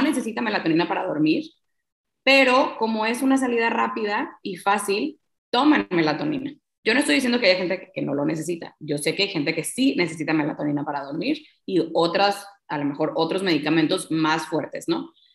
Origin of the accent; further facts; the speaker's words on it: Tampico, Tamaulipas, Mexico; Yo soy de Tampico, Tamaulipas